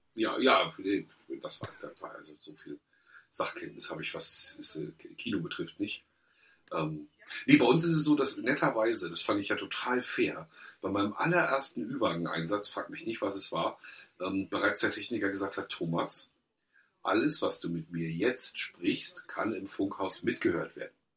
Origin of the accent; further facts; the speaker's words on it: Mecklenburg-Vorpommern, Germany; wir als Mecklenburger